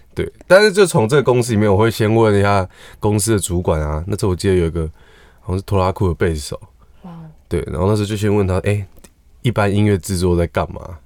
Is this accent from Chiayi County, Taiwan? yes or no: no; Taipei, Taiwan; 我也是台北人